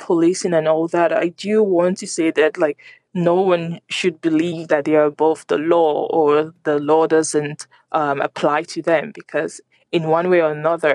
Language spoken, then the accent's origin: English; Nigeria; moved away as an adult; now in Dublin, Ireland; I am originally from Nigeria, and I'm very proud to be Nigerian